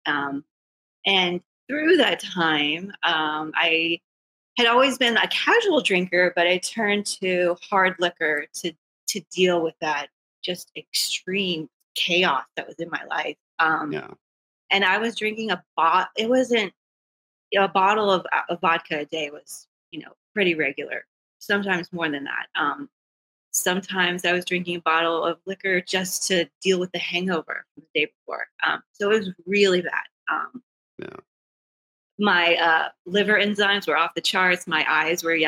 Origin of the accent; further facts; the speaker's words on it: South Texas, United States; moved away as an adult; also born or lived in Austin, Texas / northern New Jersey; I'm from Texas, originally from South Texas